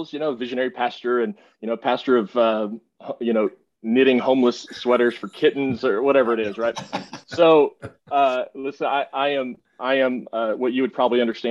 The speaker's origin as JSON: {"language": "English", "region": "Texas", "country": "United States", "also_born_or_lived": "Northwest Arkansas", "moved": "as an adult", "said": "I left to come back to Texas. I have to say God's country because I am a Texan"}